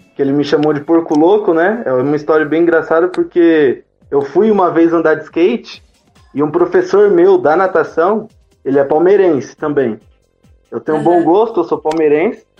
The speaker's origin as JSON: {"language": "Portuguese", "town": "Jundiaí", "region": "São Paulo", "country": "Brazil", "also_born_or_lived": "Cerejeiras, Rondônia", "said": "Eu sou de Jundiaí, mas nasci em Rondônia, Cerejeiras."}